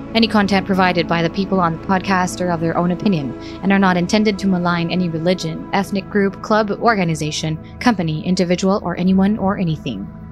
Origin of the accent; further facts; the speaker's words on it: Philippines; moved away as an adult; now in Italy; I'm a Filipino